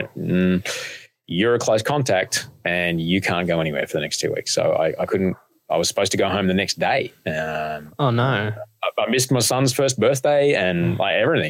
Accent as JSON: {"language": "English", "town": "Brisbane", "region": "Queensland", "country": "Australia", "tie": "born or raised there", "said": "I grew up in Brisbane"}